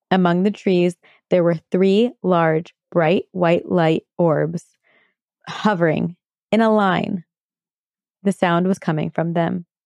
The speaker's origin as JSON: {"language": "English", "region": "British Columbia", "country": "Canada", "tie": "born or raised there", "said": "I'm from British Columbia, Canada. My story takes place in the small town I grew up in on Vancouver Island around 18 years ago when I was 12 years old."}